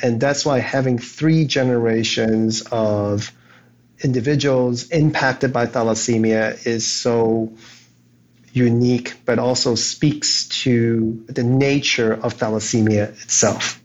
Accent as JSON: {"language": "English", "country": "Hong Kong", "tie": "born or raised there", "said": "I was born in Hong Kong"}